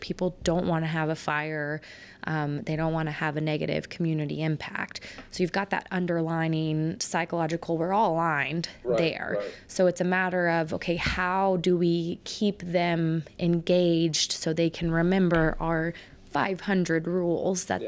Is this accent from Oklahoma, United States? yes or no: yes; Oklahoma, United States; moved away as an adult; also born or lived in California / Indiana / Illinois; now in Billings, United States; I'm from Oklahoma